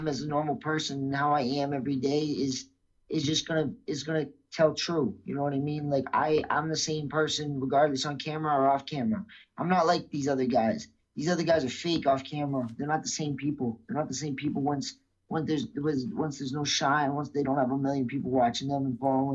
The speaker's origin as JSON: {"language": "English", "region": "Massachusetts", "country": "United States", "said": "I'm from Massachusetts."}